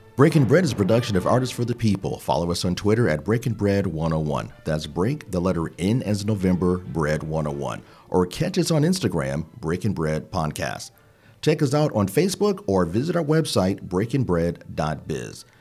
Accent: Midwest, United States; now in Charlotte, United States; We're both from the Midwest and somehow found ourselves in Charlotte

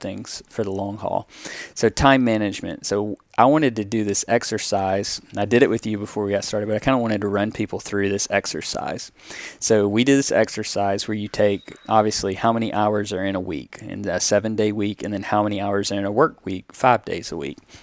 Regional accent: the South, United States; growing up in the South and predominantly white small towns like I grew up

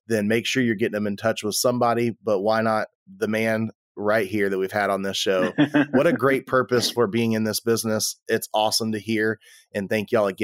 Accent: South Texas, United States; I'm from South Texas

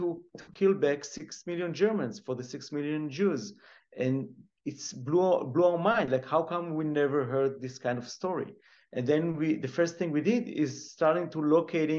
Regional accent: Israel; growing up in Israel, we hear many Holocaust stories

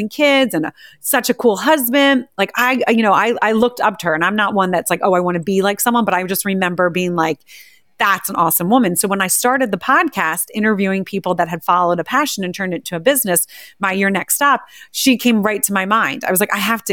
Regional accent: New Jersey, United States; I grew up right outside of Philadelphia in a small town, New Jersey

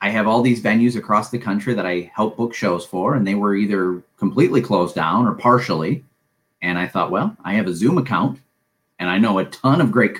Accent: Saginaw, Michigan, United States; moved away as an adult; now in Metro Detroit, United States; I was born in Saginaw and came down to Metro Detroit around 18 or 19 and been here ever since

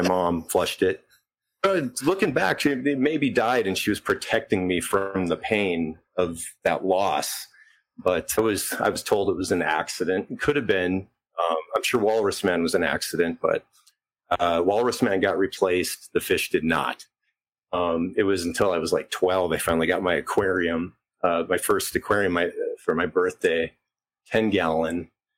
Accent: Selfridge, North Dakota, United States; Yeah, I grew up on Standing Rock.

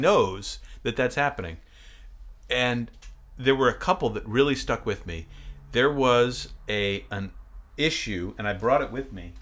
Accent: Maine, United States; I grew up in Maine

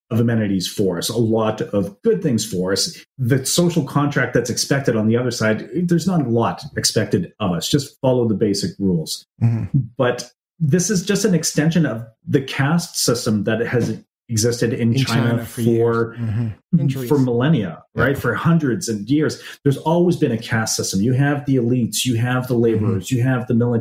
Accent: Canada; As a Canadian

